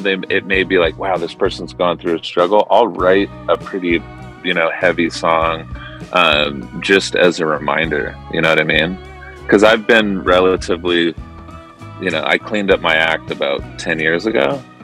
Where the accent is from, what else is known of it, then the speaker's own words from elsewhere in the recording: Irvine, California, United States; moved away as an adult; also born or lived in Newport Beach / San Francisco; I grew up in uh, Southern California in Irvine and then Newport Beach.